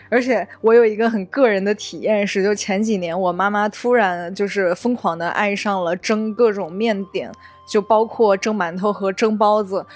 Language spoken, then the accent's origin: Chinese; Sichuan, China; moved away; 在我们老家都会有一句俗话是说啊，四川人对一道菜最高级的夸奖方式是打包回去明天煮面